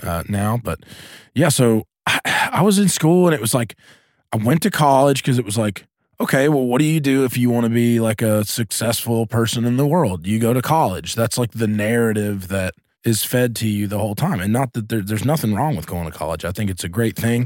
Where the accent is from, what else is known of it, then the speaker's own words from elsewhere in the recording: Asheville, North Carolina, United States; I grew up in Asheville, North Carolina, which is a pretty progressive place